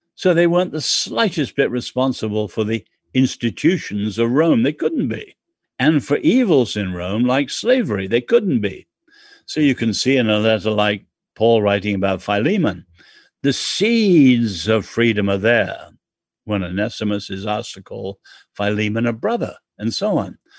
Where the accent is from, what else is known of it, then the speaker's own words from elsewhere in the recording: England, United Kingdom; I'm English.